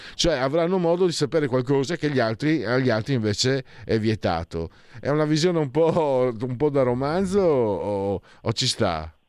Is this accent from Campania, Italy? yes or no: no; Friuli-Venezia Giulia, Italy; Io vengo dal Friuli, una regione che ha vissuto la, in miseria fino a quaranta, cinquanta anni fa